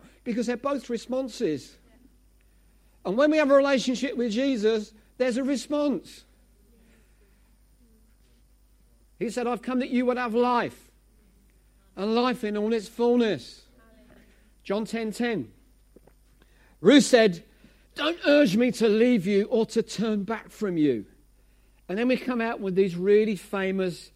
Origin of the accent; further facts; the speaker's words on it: Essex, East of England, United Kingdom; I'm from Essex.